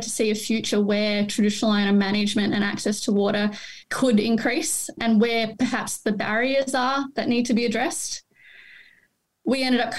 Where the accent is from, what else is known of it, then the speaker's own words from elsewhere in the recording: Victoria, Australia; also born or lived in Mildura; I grew up on the Murray River